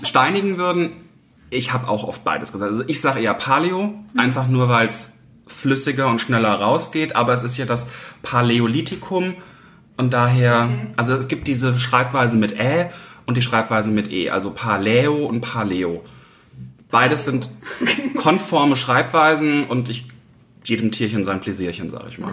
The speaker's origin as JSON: {"language": "German", "town": "Mainz", "region": "Rhineland-Palatinate", "country": "Germany", "tie": "born or raised there", "said": "Ich bin gebürtig aus Mainz, ja. Also ich bin jetzt die letzten 31 Jahre durchgängig hier in Mainz gewesen"}